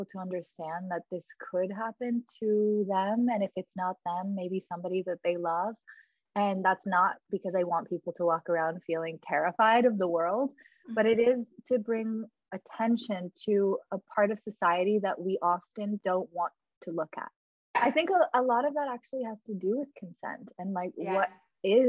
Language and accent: English; Los Angeles, California, United States; I grew up in Los Angeles